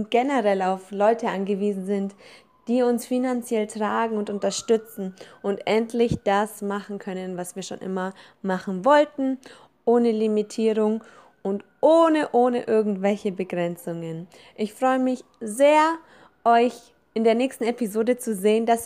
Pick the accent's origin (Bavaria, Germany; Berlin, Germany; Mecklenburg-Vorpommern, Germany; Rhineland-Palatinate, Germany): Bavaria, Germany; Kaufbeuren; born there; ich bin Deutsch-Italienerin, geboren in Deutschland, im süßen kleinen Allgäu in Kaufbeuren, um ganz genau zu sein.